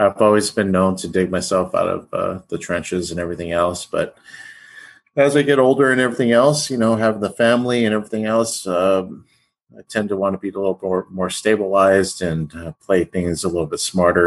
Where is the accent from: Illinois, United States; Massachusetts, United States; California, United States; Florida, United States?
California, United States; Pico Rivera; California boy, born and raised in California. Grew up in Pico Rivera, California